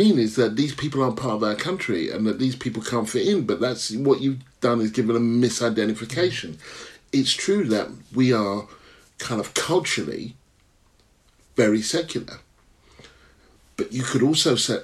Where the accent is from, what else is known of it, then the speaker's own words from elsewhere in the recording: Stevenage, East of England, United Kingdom; also born or lived in Hitchin; Stevenage. Where were you born? Hitchin